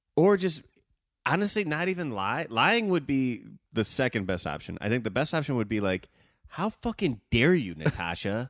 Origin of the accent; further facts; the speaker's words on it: Evanston, Illinois, United States; I grew up in Evanston